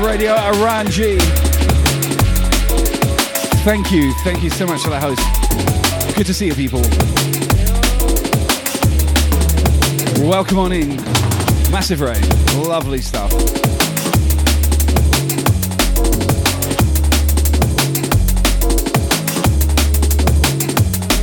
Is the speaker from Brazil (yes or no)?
no; England, United Kingdom; accent: English; also born or lived in Australia; now in Brisbane, Australia; one does have an English accent. I'm an Australian, mate. I'm in Brisbane.